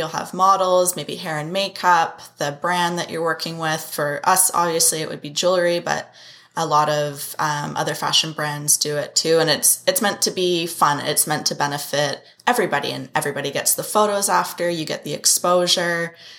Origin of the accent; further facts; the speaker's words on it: Abbotsford, British Columbia, Canada; In Abbotsford.